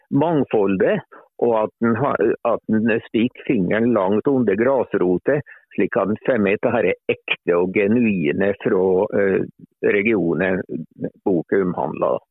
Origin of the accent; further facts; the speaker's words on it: Lesja, Innlandet, Norway; jeg er jo fra Lesja, og det er jo fjellbygd. Ja. jeg er jo egentlig født på fjellet